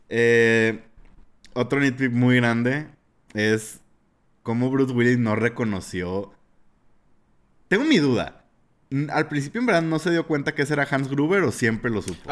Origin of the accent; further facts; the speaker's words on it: Mexico; como mexicano